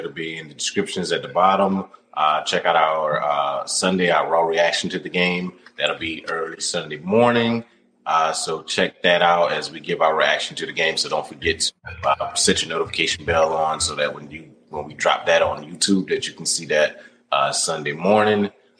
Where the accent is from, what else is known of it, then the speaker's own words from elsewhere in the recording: the South, United States; We're from the South.